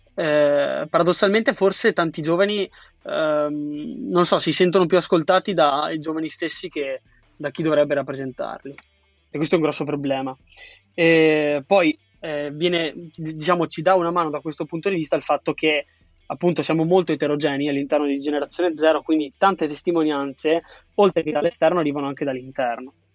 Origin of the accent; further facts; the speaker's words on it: Triveneto, northeast Italy, Italy; now in Milan, Italy; nella mia terra di origine, che era il Trivento